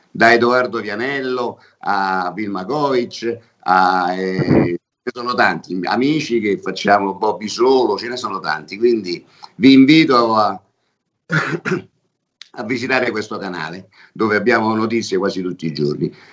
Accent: Rome, Lazio, Italy; Io sono romano, quindi ah, nelle mie composizioni ogni tanto ci metto qualche parolaccia perché noi proprio ce l'abbiamo.

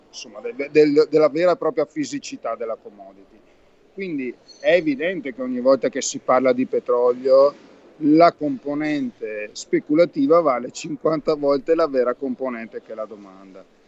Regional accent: Verona, Veneto, Italy; io sono veronese in realtà

